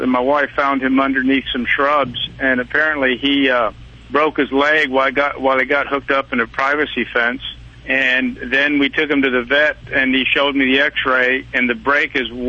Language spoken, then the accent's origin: English; Temple, Texas, United States; in Houston visiting, but we are from Temple.